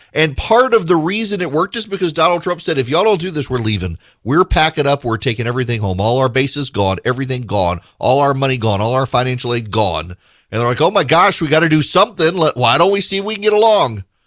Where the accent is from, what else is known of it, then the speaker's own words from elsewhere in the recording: Dubai, United Arab Emirates; moved away; When I was a kid, I grew up in Dubai